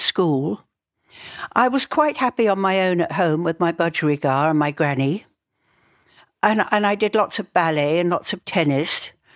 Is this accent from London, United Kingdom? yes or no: yes; London, United Kingdom; I was born in Southfields, 'cause it was a little bit outside the centre of London.